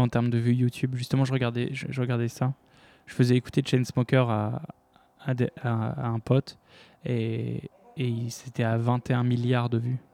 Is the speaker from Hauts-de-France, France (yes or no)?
yes; Lille, Hauts-de-France, France; je viens de Lille